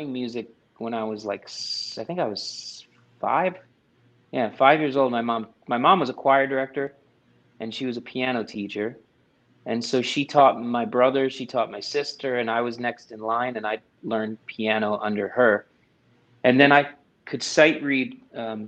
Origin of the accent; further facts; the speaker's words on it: Middletown, New Jersey, United States; moved away as an adult; now in Nashville, United States; I was born and raised in Middletown, New Jersey. And I reside now in Nashville, Tennessee